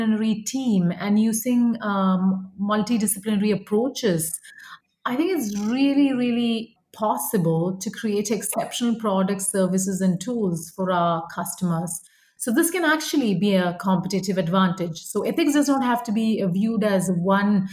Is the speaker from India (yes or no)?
yes; India; moved away as an adult; now in United States; I grew up in India, and then I moved to the United States for grad school